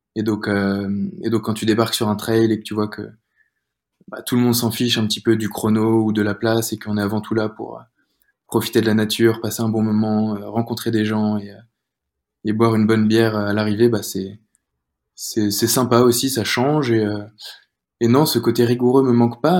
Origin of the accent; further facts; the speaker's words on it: Rennes, Brittany, France; moved away as an adult; also born or lived in Angers / Paris; now in Nice, France; je suis rennais, je viens de, de Bretagne